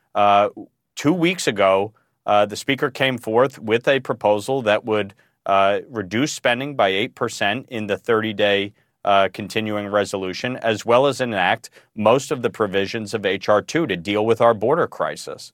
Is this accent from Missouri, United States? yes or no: no; New York, United States; my home state of New York